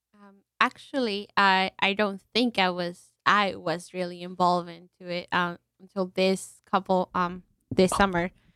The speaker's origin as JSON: {"language": "English", "country": "Mexico", "moved": "yes", "lives_now": "New Haven, United States", "said": "we are not Italian. We are from Mexico"}